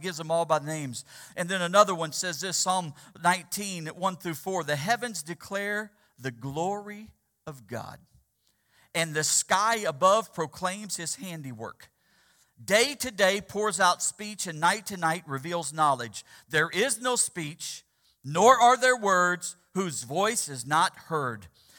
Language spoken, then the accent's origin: English; Missouri, United States; Just having the privilege of growing up in the Ozarks of Missouri, It was there where there was no smog issue.